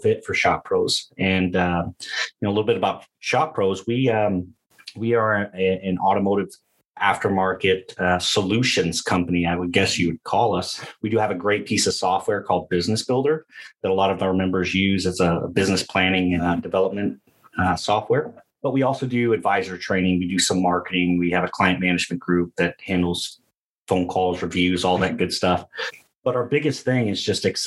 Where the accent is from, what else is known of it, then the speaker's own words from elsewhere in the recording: Detroit, Michigan, United States; now in Atlanta, United States; I'm originally from Michigan, lived in Detroit for quite a while